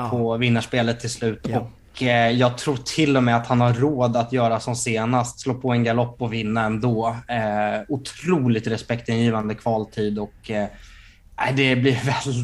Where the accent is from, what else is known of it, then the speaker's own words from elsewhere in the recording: Stockholm, Stockholm County, Sweden; jag varnade ju i början av podden för att jag är dryg stockholmare.